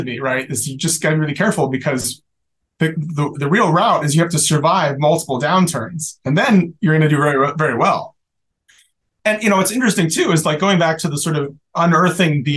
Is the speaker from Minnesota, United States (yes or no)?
no; San Francisco Bay Area, California, United States; moved away as an adult; now in Rhode Island, United States; I grew up in the Bay Area